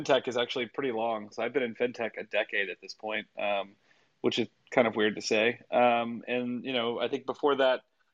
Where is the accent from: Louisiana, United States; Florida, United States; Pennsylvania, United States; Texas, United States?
Louisiana, United States; I was born and raised in Louisiana.